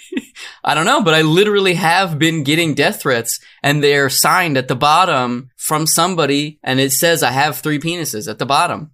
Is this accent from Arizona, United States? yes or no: yes; Arizona, United States; I'm from Arizona